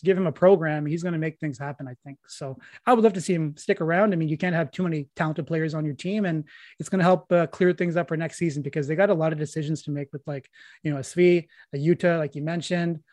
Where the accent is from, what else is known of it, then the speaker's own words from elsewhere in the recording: Peterborough, Ontario, Canada; my hometown of Peterborough